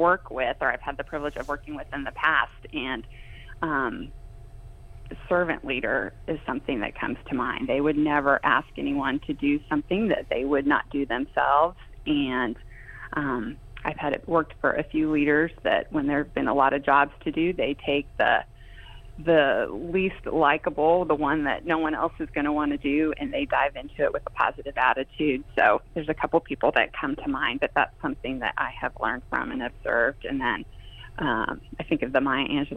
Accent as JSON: {"language": "English", "town": "Denver", "region": "Colorado", "country": "United States", "tie": "born or raised there", "said": "I grew up in Denver"}